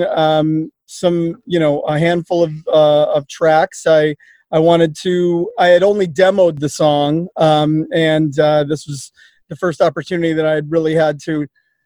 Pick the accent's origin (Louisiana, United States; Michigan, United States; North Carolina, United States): Michigan, United States; Detroit; I'm from Detroit, Michigan